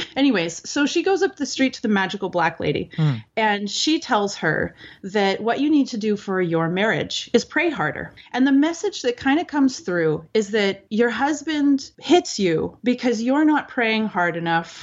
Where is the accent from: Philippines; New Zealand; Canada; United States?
Canada